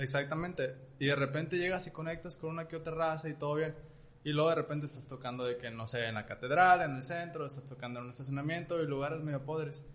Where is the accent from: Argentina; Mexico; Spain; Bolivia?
Mexico; Culiacán, Sinaloa; somos de Culiacán